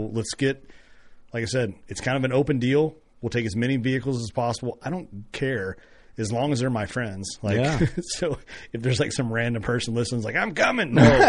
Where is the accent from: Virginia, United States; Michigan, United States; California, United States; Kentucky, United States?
Kentucky, United States; near Woodford Reserve and Wild Turkey; moved away; I grew up 5-6 miles from, you know, Woodford Reserve and 10